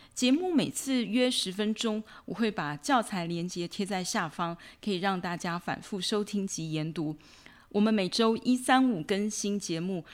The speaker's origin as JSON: {"language": "Chinese", "country": "Taiwan", "first_language": "Chinese", "said": "台湾目前英文非常的普遍，中文当然不在话下，是我们的母语"}